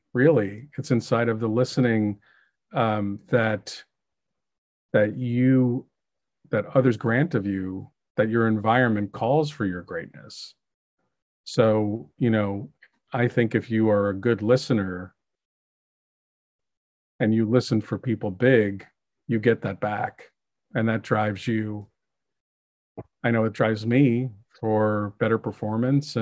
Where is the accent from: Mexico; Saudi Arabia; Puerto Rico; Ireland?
Ireland; being Irish